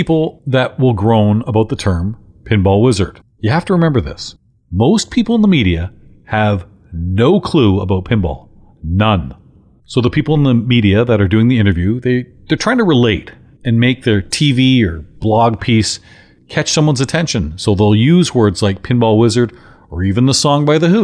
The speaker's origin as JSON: {"language": "English", "town": "London", "region": "Ontario", "country": "Canada", "tie": "born or raised there", "said": "London, Ontario, my hometown"}